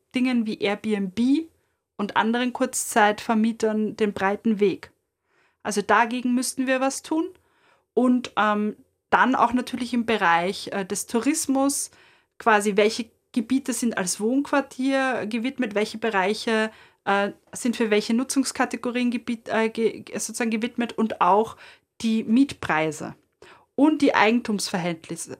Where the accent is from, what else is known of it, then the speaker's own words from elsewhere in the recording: Vienna, Austria; als Wienerin